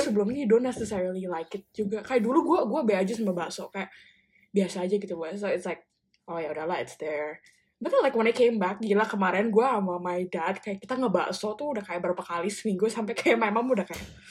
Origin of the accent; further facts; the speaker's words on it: Bandung, West Java, Indonesia; moved away as an adult; now in Melbourne, Australia; gue sebagai orang Bandung